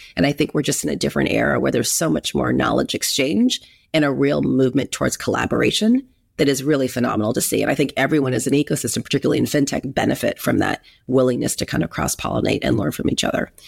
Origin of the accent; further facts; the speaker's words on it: Huntington Beach, California, United States; also born or lived in Berkeley; I grew up in Huntington Beach, so I'm a California person through and through, Southern California.